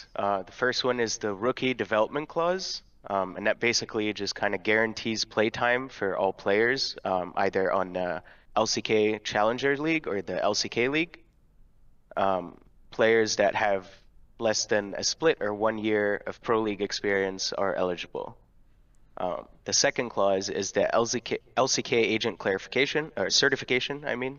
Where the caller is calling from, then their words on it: Ontario, Canada; I'm calling from Ontario, Canada.